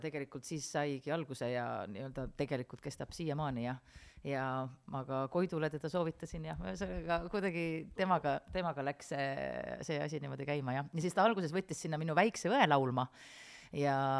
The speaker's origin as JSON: {"language": "Estonian", "town": "Kohila", "region": "Rapla County", "country": "Estonia", "said": "ma olen Kohilast pärit"}